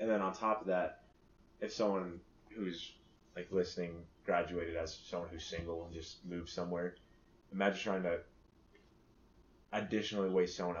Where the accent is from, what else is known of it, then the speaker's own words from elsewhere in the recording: United States; I'm Japanese, a quarter. And I'm also from America